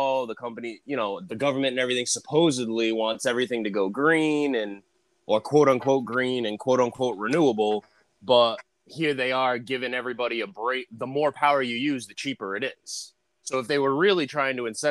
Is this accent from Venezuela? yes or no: no; Massachusetts, United States; I was born and raised in Massachusetts